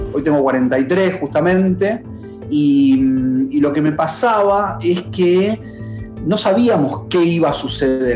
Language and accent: Spanish; Argentina; en tu país todo el tiempo pasan cosas, en en Argentina pasan